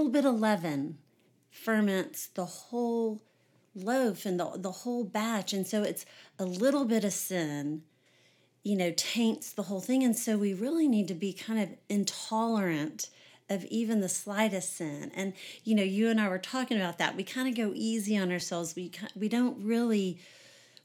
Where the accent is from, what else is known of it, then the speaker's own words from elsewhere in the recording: Houston, Texas, United States; I grew up in Houston, Texas.